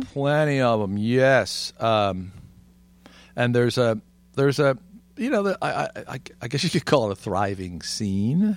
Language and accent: English; Philadelphia, Pennsylvania, United States; growing up in the Philadelphia metro area